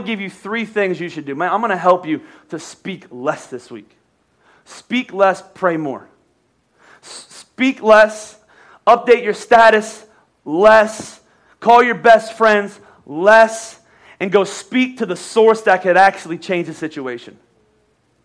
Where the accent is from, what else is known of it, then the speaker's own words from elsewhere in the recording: United States; I'm American